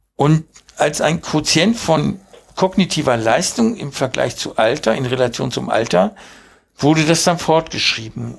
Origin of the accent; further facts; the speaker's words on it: Hanover, Lower Saxony, Germany; born or raised there; German is a second language; also born or lived in Uruguay